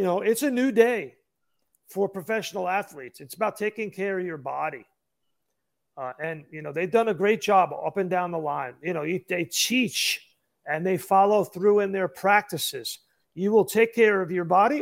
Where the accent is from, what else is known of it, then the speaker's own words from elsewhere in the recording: New York, United States; I grew up in New York